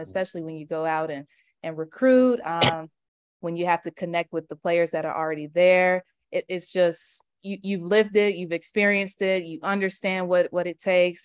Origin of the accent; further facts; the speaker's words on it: Charlotte, North Carolina, United States; moved away as an adult; now in Atlanta, United States; I'm from Charlotte